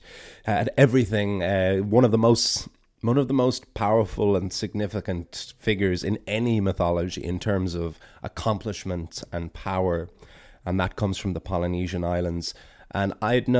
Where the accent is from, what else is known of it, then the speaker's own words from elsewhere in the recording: Ireland; as an Irish person and Irish storyteller